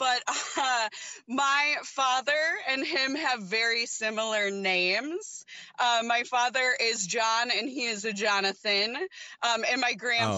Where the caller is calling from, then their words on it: Wisconsin, United States; So I'm calling from Wisconsin.